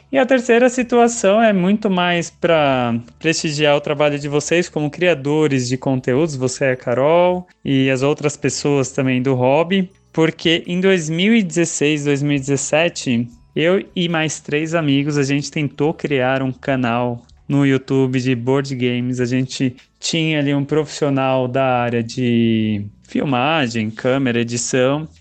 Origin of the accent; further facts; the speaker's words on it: São Paulo, Brazil; sou de São Paulo capital